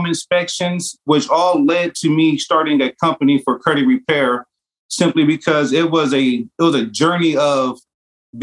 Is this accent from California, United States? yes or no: yes; Vallejo, California, United States; also born or lived in Oakland, California / Idaho / Texas; I was born in Oakland, California. From there, I actually was raised in Vallejo, California, which is not too far